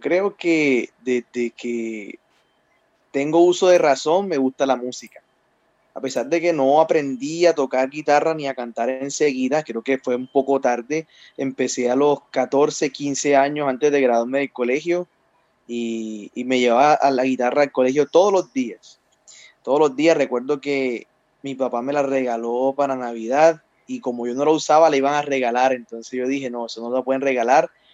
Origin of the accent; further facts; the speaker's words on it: Cartagena, Bolívar, Colombia; tengo 28 años, soy de Cartagena, Colombia